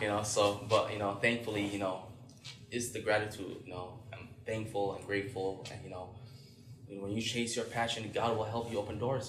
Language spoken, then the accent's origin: English; Minnesota, United States; for me as a former refugee myself, yeah, growing up in Minnesota